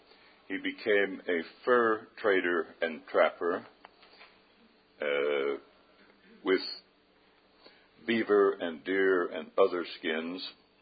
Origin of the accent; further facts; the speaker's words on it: Osage Indian Reservation, Oklahoma, United States; I grew up in Oklahoma on the Osage Indian Reservation. My blood father was French and Indian.